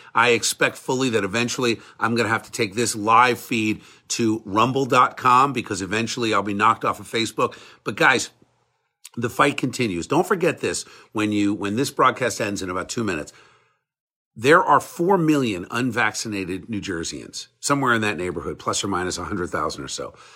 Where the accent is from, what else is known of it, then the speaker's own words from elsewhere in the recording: United States; I'm an American